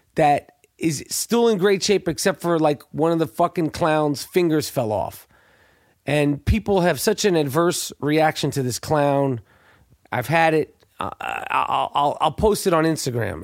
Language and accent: English; New York, United States; I was from New York at the time. Never been to Philadelphia.